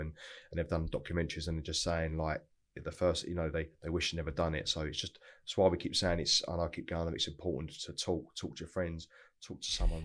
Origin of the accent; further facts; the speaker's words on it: Broxbourne, East of England, United Kingdom; also born or lived in North London; I grew up in Hertfordshire, which is really really nice part of the world. A place called Broxbourne